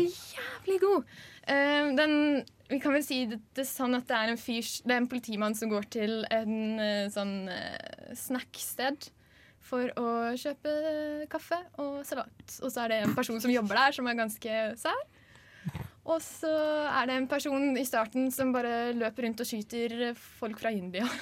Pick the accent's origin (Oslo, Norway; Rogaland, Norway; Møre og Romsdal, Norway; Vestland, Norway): Møre og Romsdal, Norway; Ålesund; kommer fra Ålesund, som dere kan høre på dialekta mi.